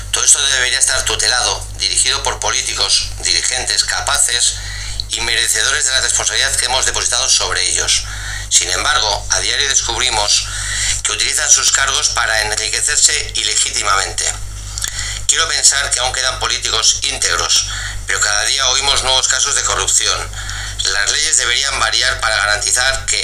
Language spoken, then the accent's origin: Spanish; Bilbao, Basque Country, Spain; soy de Bilbao.